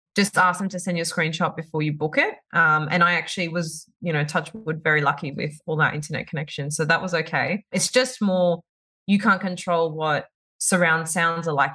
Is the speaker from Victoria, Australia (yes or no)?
no; Sydney, New South Wales, Australia; moved away as an adult; now in Dubai, United Arab Emirates; we moved from Sydney, where we've lived our whole lives